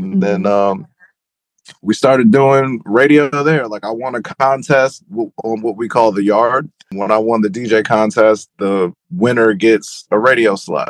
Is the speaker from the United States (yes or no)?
yes; Cleveland, Ohio, United States; Well, growing up in Ohio is probably what you think it is until you get to Cleveland.